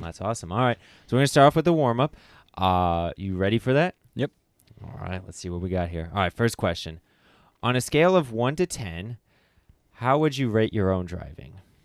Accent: Springfield, United States; I'm from the Springfield area

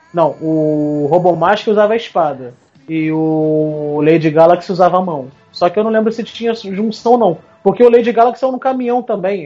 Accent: Rio de Janeiro, Brazil; são tudo carioca

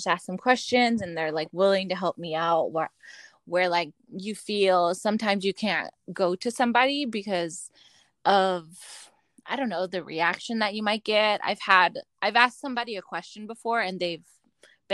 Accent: Seaside, California, United States; moved away as an adult; now in Las Vegas, United States; back in California in my hometown

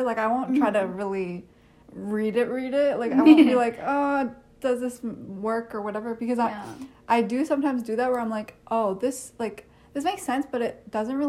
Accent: Canada; also born or lived in India; when I was four is when we moved here.

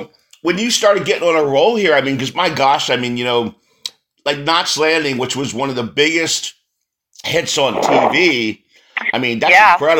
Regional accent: San Antonio, Texas, United States; moved away; I'm from San Antonio originally.

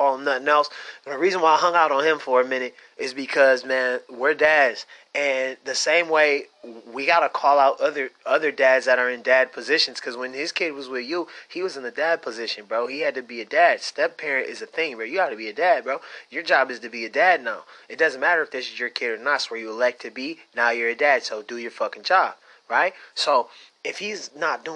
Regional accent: Pontiac, Michigan, United States; I'm from Pontiac

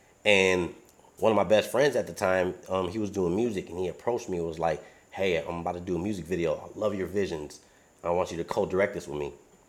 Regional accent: Detroit, Michigan, United States; moved away as an adult; I'm from Southwest Detroit

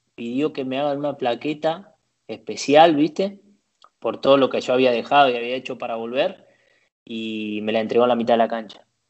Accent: Sarandí, Buenos Aires Province, Argentina; moved away as an adult; also born or lived in Valencia, Spain; now in Italy; Yo nací en Sarandí, bueno, viví toda la vida hasta el día que, que me fui a Valencia

